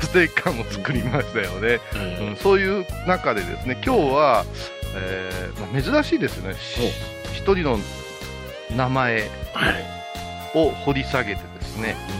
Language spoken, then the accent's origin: Japanese; Kansai, Japan; 関西のノリの私たち